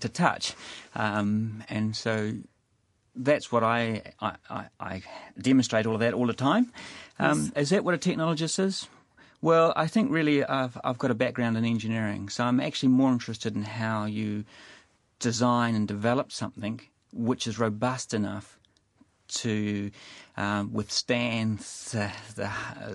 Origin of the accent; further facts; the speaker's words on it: Christchurch, Canterbury, New Zealand; moved away as an adult; now in Wellington, New Zealand; I'm from Christchurch